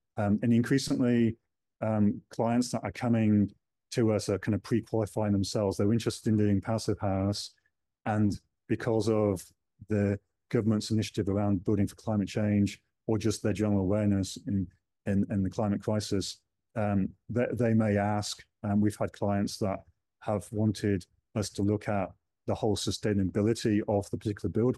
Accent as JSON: {"language": "English", "country": "United Kingdom", "moved": "yes", "lives_now": "New Zealand", "said": "being British"}